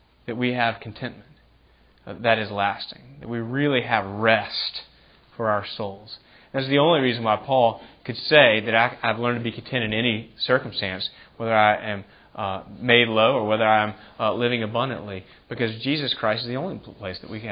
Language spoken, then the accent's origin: English; United States; I love being an American